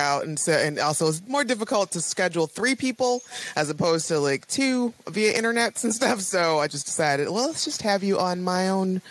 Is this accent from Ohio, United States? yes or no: yes; Toledo, Ohio, United States; I'm from Ohio, Toledo